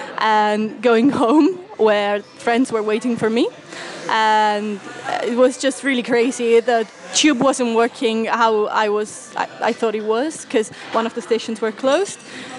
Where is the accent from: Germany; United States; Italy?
Italy; moved away as an adult; now in London, United Kingdom; Whereas in Italy, I felt a bit more caged in my hometown